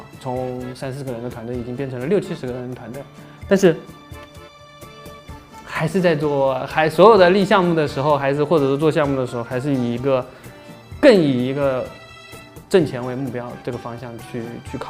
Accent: Jinhua, Zhejiang, China; now in Hangzhou, China; 呃，浙江金华。

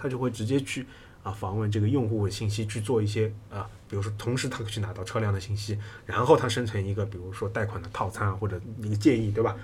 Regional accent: China; 我们中国人

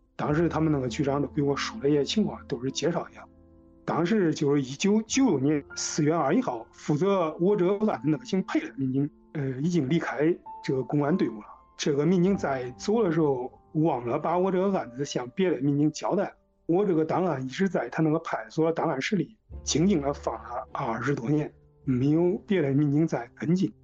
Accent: Kaifeng, Henan, China; 我是一九九五年五月份儿从开封市第一次职业高中毕业的

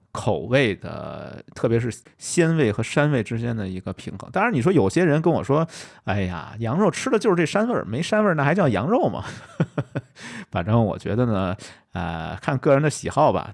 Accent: Beijing, China; accent: Beijing dialect; 用我们北京话说

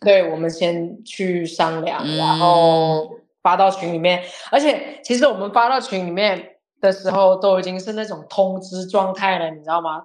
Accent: southern China, China; 我南方人嘛

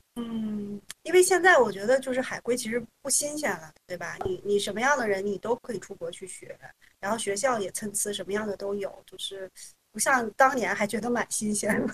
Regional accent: Hohhot, Inner Mongolia, China; now in Beijing, China; 其实我不是出生在北京，呃，我是出生在北方的一个美丽的小城。呃，然后这个小城呢，嗯，我觉得可以说是一个三线城市，或者我自己觉得它是一个二点五线城市嗯。嗯。呃，它是，呃，就是基本上北京的正北吧，是在内蒙古自治区的省会，叫呼和浩特

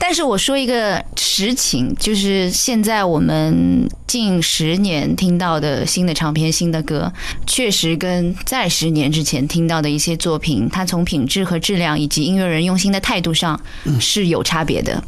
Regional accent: Shanghai, China; 我们上海人说的那种“冷面话鸡”

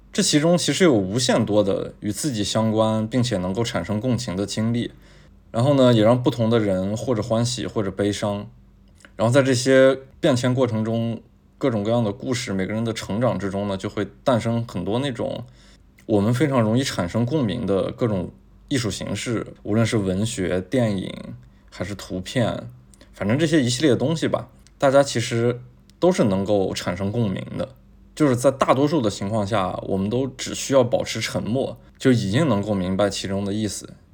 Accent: Taiyuan, Shanxi, China; moved away; also born or lived in Beijing; 我从小呢是在山西省的太原市长大的，而且我们家就在银子大街的边儿上

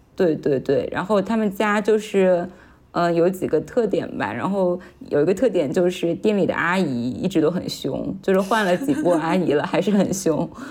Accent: Shanghai, China; also born or lived in Anhui / Hangzhou; 我从小是在上海长大的，但是因为我，呃，家里的关系，还有爸爸现在的工作调动，所以我是在，呃，上海和安徽两个地方就是居住。然后我自己的话，一八一九年我是有在杭州，呃，工作和居住过大半年的时间

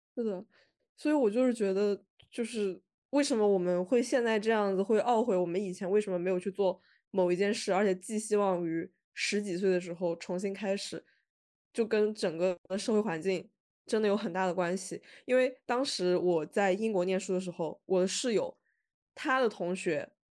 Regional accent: northern Jiangsu, China; 我是苏北的

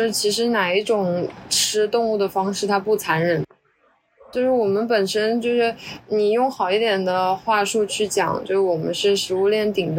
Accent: Yangzhou, Jiangsu, China; 我是扬州的，

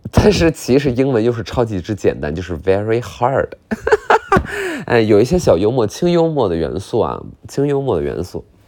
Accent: Qiqihar, Heilongjiang, China; 我是骑哈尔人

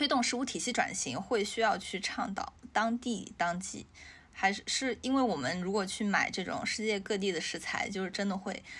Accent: China; 因为我们中国人就是对菜要新鲜这件事儿，就是非常的有执念

